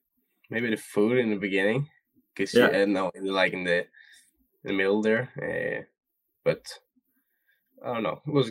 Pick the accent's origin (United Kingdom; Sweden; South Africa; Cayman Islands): Sweden; So yeah, we're different from Sweden.